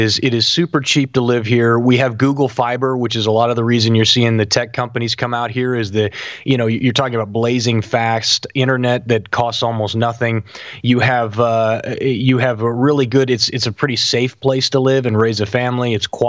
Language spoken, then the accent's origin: English; Sublette, Kansas, United States; Yeah, I'm from Southwest Kansas. I'm from a little town called Sublette. That's where I grew up. And then we moved to Kansas City when I was a teenager